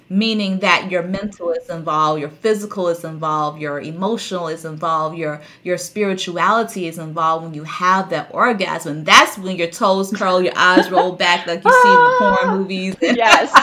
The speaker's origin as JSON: {"language": "English", "region": "the South", "country": "United States", "tie": "born or raised there", "said": "I grew up in the South"}